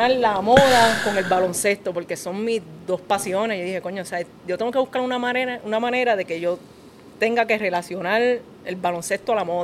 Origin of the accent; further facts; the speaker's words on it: Puerto Rico; Yo soy puertorriqueña también